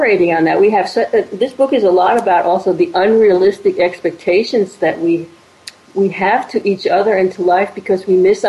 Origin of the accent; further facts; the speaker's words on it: Washington, District of Columbia, United States; moved away as an adult; I was 18, and I grew up in Washington, D.C.